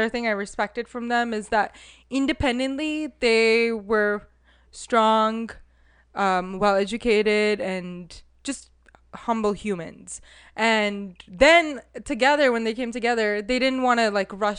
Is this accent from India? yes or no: yes; India; moved away as an adult; now in United States; especially as Indian women